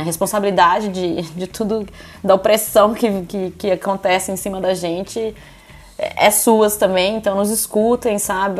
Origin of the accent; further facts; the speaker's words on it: interior of São Paulo, Brazil; now in Ireland; Eu sou de Tapira, que é interior, interior de São Paulo.